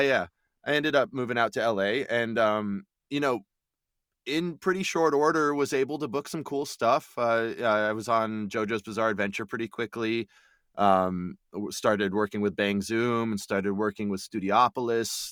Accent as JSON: {"language": "English", "town": "Albuquerque", "region": "New Mexico", "country": "United States", "tie": "born or raised there", "also_born_or_lived": "Austin, Texas", "moved": "as an adult", "lives_now": "Texas, United States", "said": "I'm from the Southwest. I, I grew up in Albuquerque, New Mexico"}